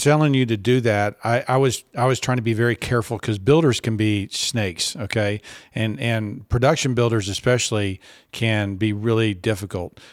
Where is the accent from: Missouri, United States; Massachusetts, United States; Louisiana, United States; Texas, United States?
Texas, United States; also born or lived in Boston; I came back to Texas from Boston